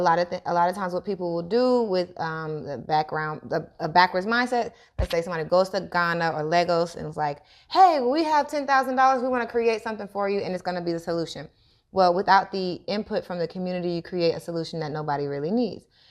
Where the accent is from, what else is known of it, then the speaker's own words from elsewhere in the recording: United States; growing up in America